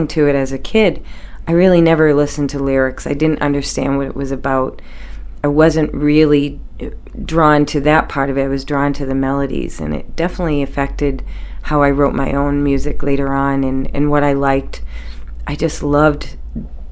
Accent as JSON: {"language": "English", "town": "Peabody", "region": "Massachusetts", "country": "United States", "tie": "born or raised there", "also_born_or_lived": "Center Lovell, Maine", "moved": "as an adult", "lives_now": "Maine, United States", "said": "we're from Peabody, and my grandparents came off the boat, but, you know, it was a very normal kind of Peabody lifestyle. But I came to Maine when I was 19"}